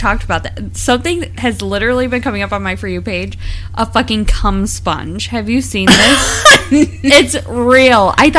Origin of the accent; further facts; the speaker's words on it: United States; We're so American